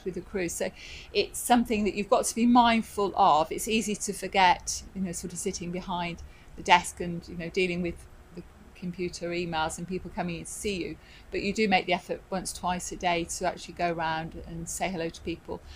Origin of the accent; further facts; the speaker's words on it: Midlands, United Kingdom; moved away as an adult; I'm from the Midlands, so of course, you know, you don't really have that much involvement with the sea